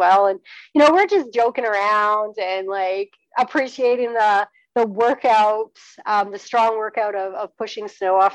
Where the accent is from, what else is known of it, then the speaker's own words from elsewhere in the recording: British Columbia, Canada; I'm from British Columbia